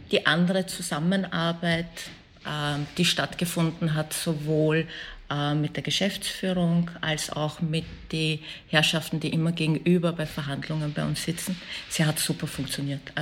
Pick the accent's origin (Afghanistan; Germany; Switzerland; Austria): Afghanistan; Ich glaube, als Afghanin verändert sich halt